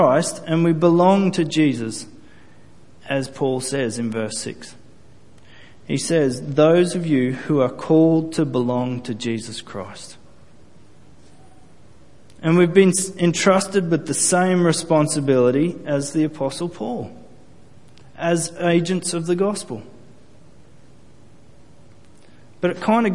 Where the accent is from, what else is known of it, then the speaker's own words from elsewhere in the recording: Australia; I'm not Jewish. I'm Australian, first and foremost. I was descended from Scottish people